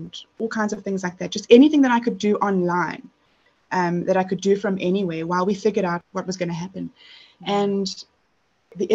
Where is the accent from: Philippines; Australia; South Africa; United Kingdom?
South Africa; I'm South African